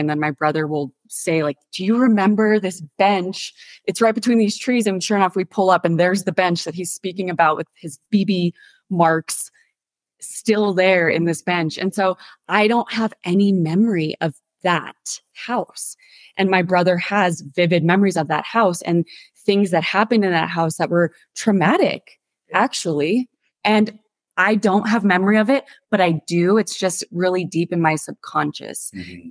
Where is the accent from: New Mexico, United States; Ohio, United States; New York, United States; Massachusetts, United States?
New Mexico, United States; Santa Fe; born or raised there